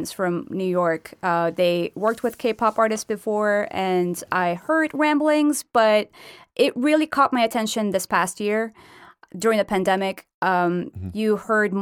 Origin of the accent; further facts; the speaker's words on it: Turkey; moved away; I'm from Turkey